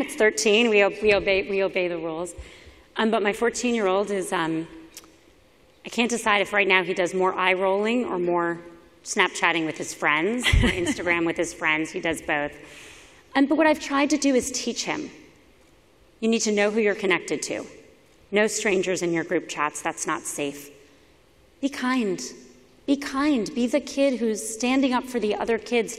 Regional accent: Miami, Florida, United States; moved away; I was a public school kid growing up in Miami

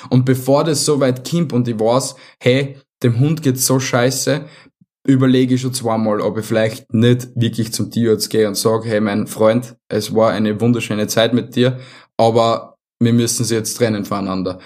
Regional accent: Vienna, Austria; bei uns in Wien

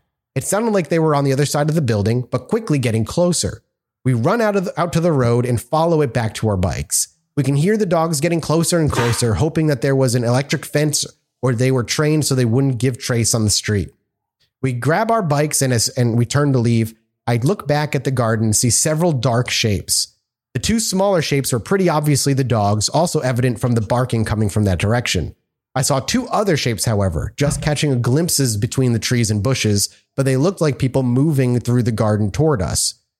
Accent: Pennsylvania, United States; I grew up around Monroe County in Northeast Pennsylvania, which has enough weirdness in and of itself.

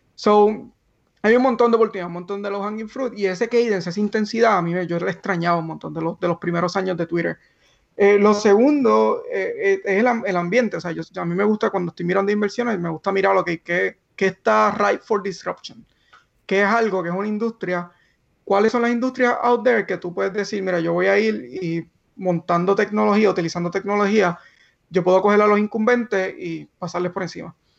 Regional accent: Barranquitas, Puerto Rico; moved away as an adult; also born or lived in Mayagüez, Puerto Rico / Silicon Valley, United States; llegamos todos ahí de Barranquita, de esta familia de bien bajos recursos

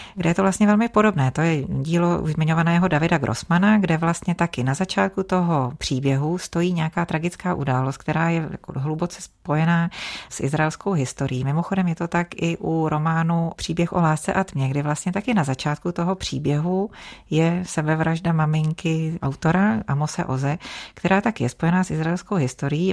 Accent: Czechia; u nás v Čechách

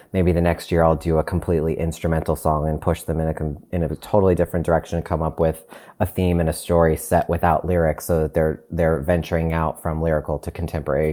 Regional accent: Long Island, New York, United States; I'm originally from Long Island in New York

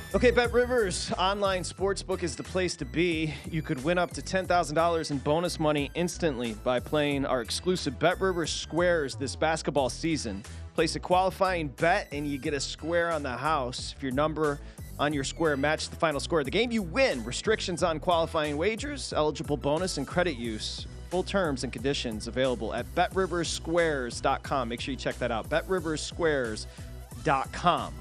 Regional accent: Michigan, United States; born and raised in Michigan

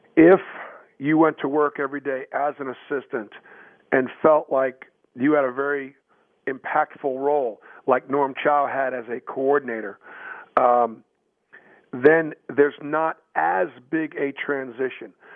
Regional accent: Boston, Massachusetts, United States; moved away as an adult; I grew up in Boston, and so I went to BC

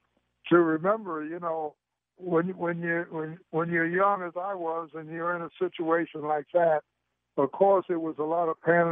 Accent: New York, United States; moved away; also born or lived in Stamford, Connecticut; Well, as a kid growing up in New York

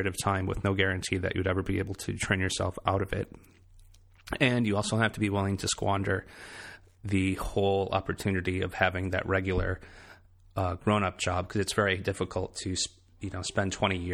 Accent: Michigan, United States; moved away as an adult; also born or lived in Boston; now in South Carolina, United States; my hometown in Michigan

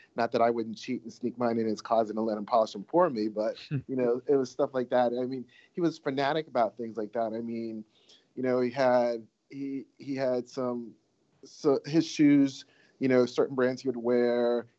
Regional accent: Washington, District of Columbia, United States; I grew up in DC. I'm from DC … I went to school for finance, moved away for a couple of years, hated it, and moved back to DC.

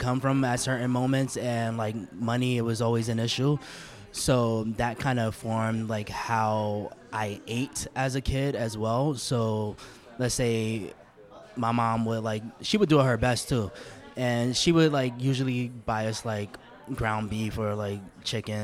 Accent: New York City, New York, United States; also born or lived in Harlem, New York City / California; So I was raised in the Lower East Side for the most part. I actually lived in Harlem up until I was 4 years old.

